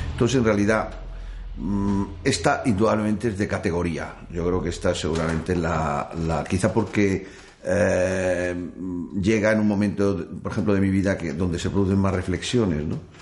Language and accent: Spanish; Madrid, Community of Madrid, Spain; moved away as an adult; also born or lived in France; tengo la desgracia de haber nacido en Madrid